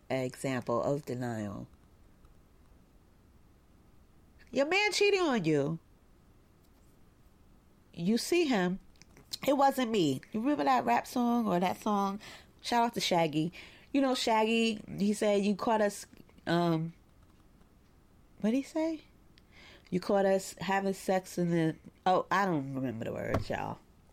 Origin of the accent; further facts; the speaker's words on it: Brooklyn, New York, United States; It sucks because growing up in Bed-Stuy, like I'm really good at it.